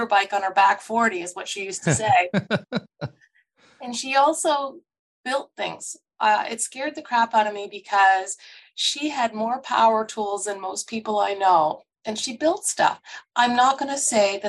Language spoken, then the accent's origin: English; Truro, Nova Scotia, Canada; also born or lived in Montreal, Quebec; I was born in Montreal. And when I was quite young, my parents actually went to McDonald College. So my mom had a nursing degree and my dad did an agricultural degree. And we moved down to Truro, Nova Scotia when I was very young, I think 3 or 4